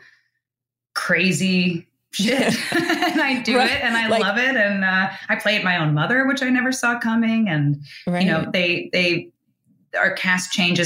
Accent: Bergen County, New Jersey, United States; also born or lived in New York City; I'm from Jersey

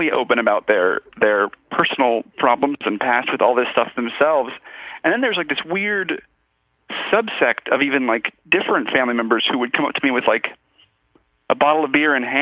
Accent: Virginia, United States; I went home, and I'm from Virginia

